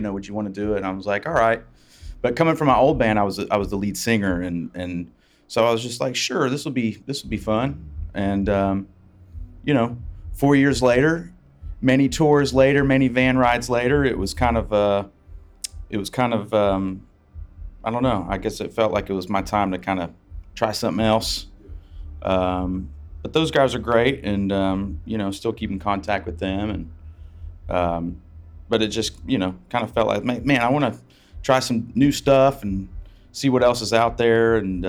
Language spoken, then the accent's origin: English; West Virginia, United States; accent: twang; moved away; also born or lived in Tennessee; I was born in West Virginia.